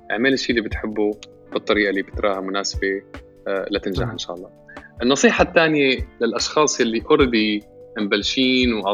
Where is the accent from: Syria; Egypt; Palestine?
Syria; now in Canada; انا انا انا انا سوري كندا